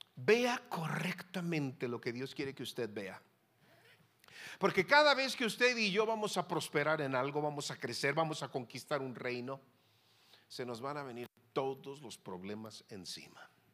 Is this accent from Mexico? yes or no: yes; Mexico; moved away as an adult; now in Hermosillo, Mexico; mi tierra mexicana.